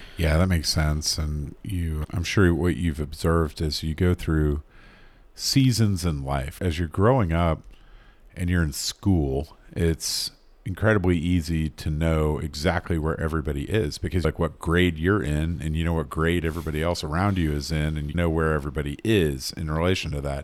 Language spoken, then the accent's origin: English; North Carolina, United States; I'm from North Carolina.